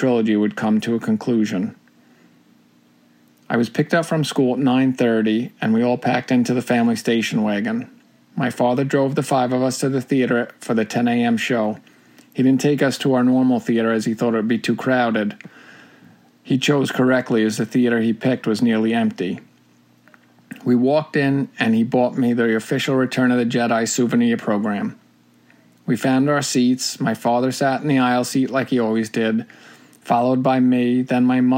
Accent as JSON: {"language": "English", "region": "New York", "country": "United States", "tie": "born or raised there"}